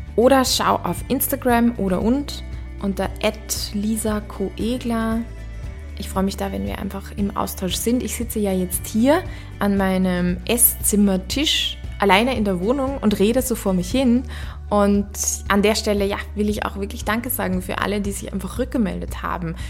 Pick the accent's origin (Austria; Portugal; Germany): Austria; Upper Austria; accent: Austrian; moved away as an adult; also born or lived in Vienna; Vielleicht hörst du das auch, dass ich aus Österreich komme. Genauer gesagt wurde ich in Oberösterreich geboren und bin dann zum Studieren nach Wien gekommen